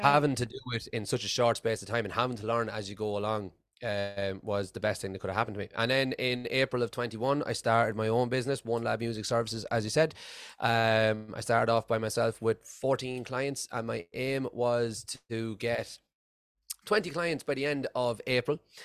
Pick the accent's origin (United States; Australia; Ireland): Ireland; moved away as an adult; now in Scotland, United Kingdom; I'm originally from Ireland, uh, and I've been living in Scotland for the past eight years.